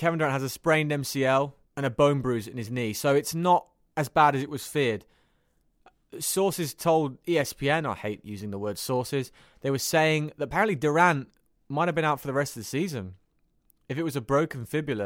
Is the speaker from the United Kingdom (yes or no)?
yes; United Kingdom; accent: British; My British accent